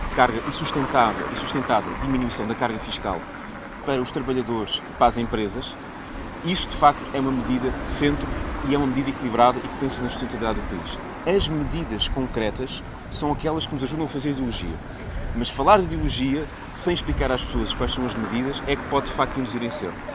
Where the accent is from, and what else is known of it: Portugal